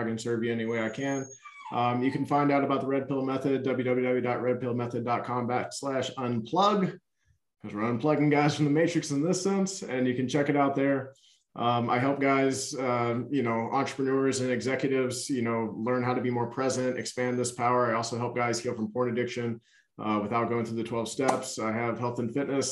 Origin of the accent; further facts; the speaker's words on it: Louisiana, United States; I was born in Louisiana